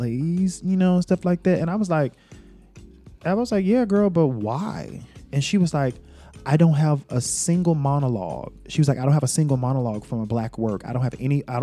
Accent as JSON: {"language": "English", "town": "Greensboro", "region": "North Carolina", "country": "United States", "tie": "born or raised there", "said": "I grew up in Greensboro, North Carolina."}